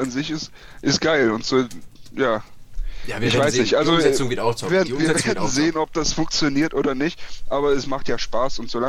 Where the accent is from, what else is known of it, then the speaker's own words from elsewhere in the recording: Aachen, North Rhine-Westphalia, Germany; born there; now in Aschaffenburg, Germany; ja, gebürtiger Aachener. Äh, Aschaffenburg ist nicer, als man denkt. Also ich bin da irgendwie gezwungenermaßen hingegangen ähm, für mein Studium.